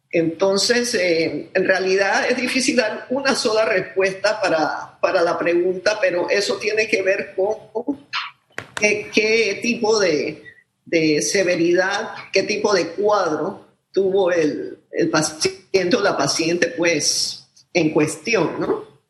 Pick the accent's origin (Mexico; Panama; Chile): Panama